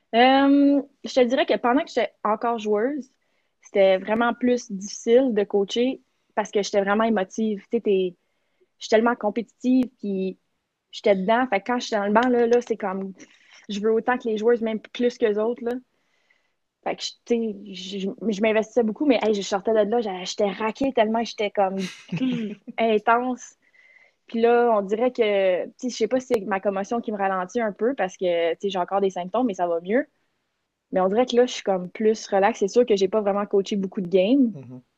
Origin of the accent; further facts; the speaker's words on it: South Shore of Montreal, Quebec, Canada; jouer collégial avec les Lynx d'Edouard Montpetit à Longueuil, pouvoir rester chez nous